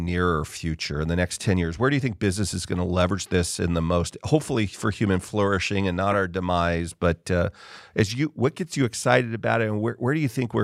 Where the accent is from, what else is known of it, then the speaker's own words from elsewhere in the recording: Southern California, United States; I grew up in Southern California